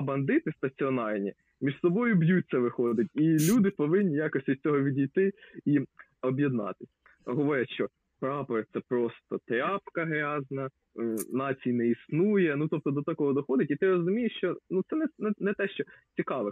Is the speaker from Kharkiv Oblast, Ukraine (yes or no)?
no; Lubny, Poltava Oblast, Ukraine; Я я з міста Лубни